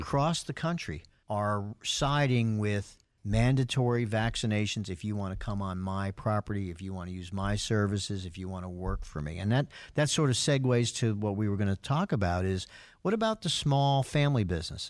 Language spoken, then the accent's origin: English; New York, United States; moved away; I'm from New York. I'm a Yankee fan